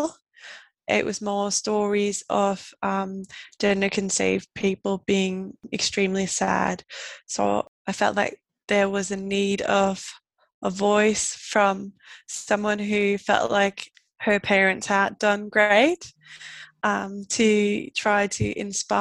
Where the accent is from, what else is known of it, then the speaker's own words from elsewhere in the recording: Denmark; I am 25 and I'm from Denmark